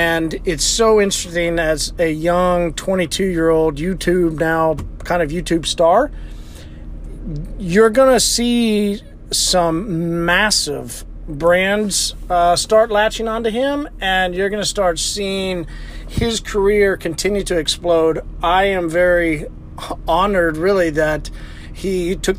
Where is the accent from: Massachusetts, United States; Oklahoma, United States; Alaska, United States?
Oklahoma, United States; Tulsa; I grew up in Tulsa, Oklahoma